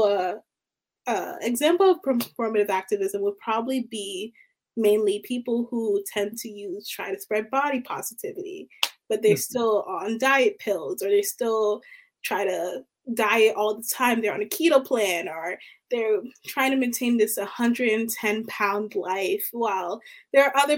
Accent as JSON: {"language": "English", "town": "Baltimore", "region": "Maryland", "country": "United States", "said": "I'm from Baltimore, Maryland"}